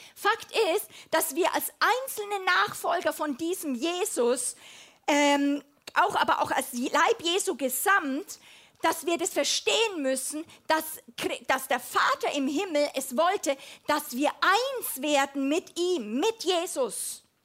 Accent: Germany; als Europäerin, als Deutsche

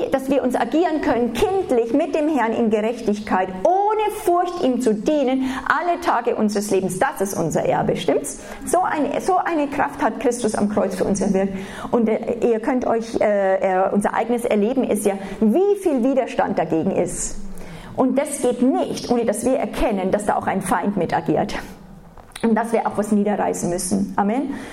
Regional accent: Germany; Wenn wir als Deutsche, und da sind wir, also jeder von uns ist davon verseucht

